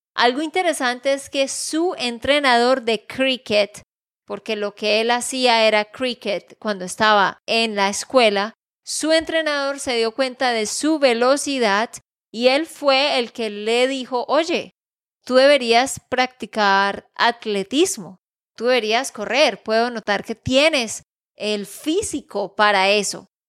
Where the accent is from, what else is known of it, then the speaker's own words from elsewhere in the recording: Santander, Colombia; de Santander, Colombia